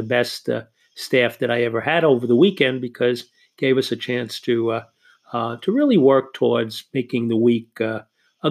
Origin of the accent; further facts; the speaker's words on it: New York, United States; accent: New York; I am here in New York. You can tell by my accent